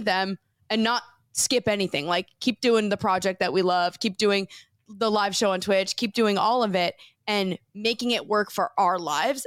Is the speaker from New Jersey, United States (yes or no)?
yes; New Jersey, United States; moved away as an adult; we're from New Jersey